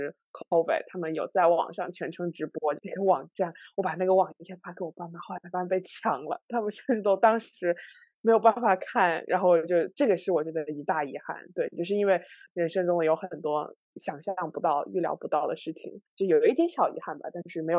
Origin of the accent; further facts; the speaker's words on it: Shunde, Guangdong, China; also born or lived in Qinghai-Tibet Plateau; 我是我九岁之前，我其实是在青藏高原生活。然后九岁的时候到了广东，然后当时一开始在顺德